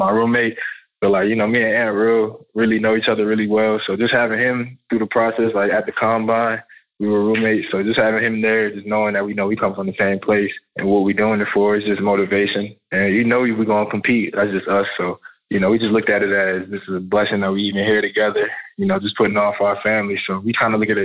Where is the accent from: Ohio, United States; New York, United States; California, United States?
New York, United States; New York City; moved away; also born or lived in North Carolina; I grew up in New York in the Bronx, and then I had moved to North Carolina